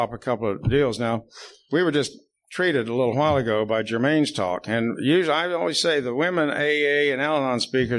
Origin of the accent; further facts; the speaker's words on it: Plainview, United States; That was some of my happiest childhood memories, are growing up in Plainview. And next month, about 2 weeks, I go back for my 60th high school reunion with a bunch of people.